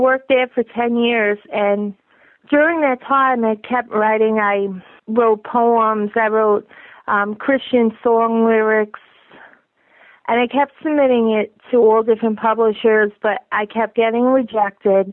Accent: Long Island, New York, United States; I grew up on Long Island, New York

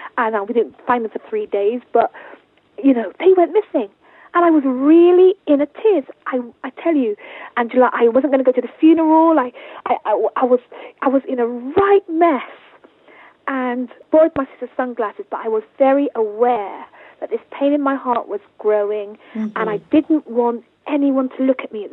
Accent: Jamaica; we're Jamaican, so in our culture we have daily wakes

